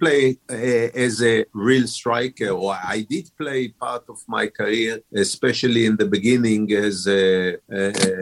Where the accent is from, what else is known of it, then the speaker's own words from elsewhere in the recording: Haifa, Haifa District, Israel; I was born in Haifa, in Israel. It's on the north of Israel, which is the coast town, say 60 miles up the coast from Tel Aviv, you know. So it's the third biggest town in Israel, if I'm not wrong. I started playing really at the age of 6, 7, playing in my neighborhood, in school